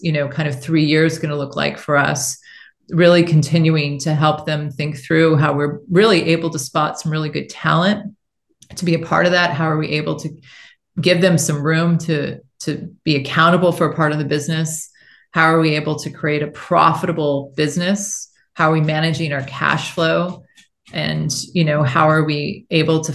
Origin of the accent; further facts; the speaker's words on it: United States; moved away as an adult; also born or lived in China; I felt like I've been gone from my home country for 18 years.